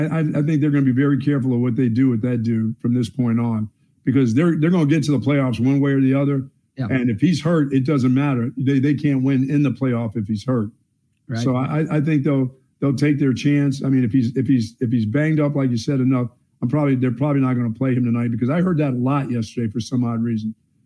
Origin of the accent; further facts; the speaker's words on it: Houston, Texas, United States; I'm from Houston area. I'm a tough guy.